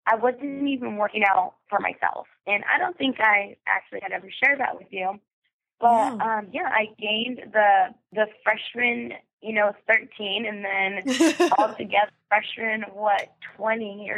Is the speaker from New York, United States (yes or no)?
no; Eugene, Oregon, United States; I grew up in Eugene, Oregon